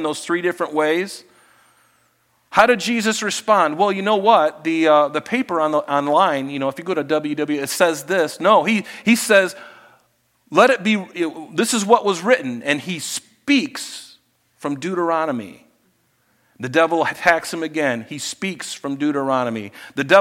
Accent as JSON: {"language": "English", "region": "Florida", "country": "United States", "tie": "born or raised there", "said": "I grew up in Florida."}